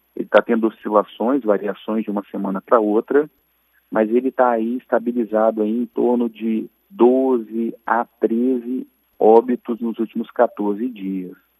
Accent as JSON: {"language": "Portuguese", "country": "Brazil", "said": "enquanto brasileiros"}